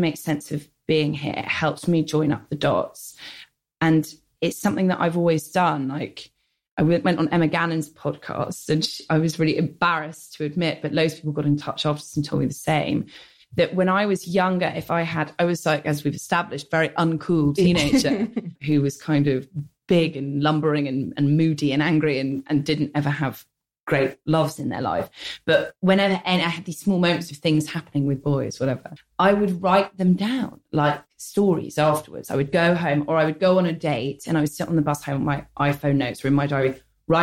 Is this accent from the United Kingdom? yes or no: yes; London, United Kingdom; I grew up in the North London suburbs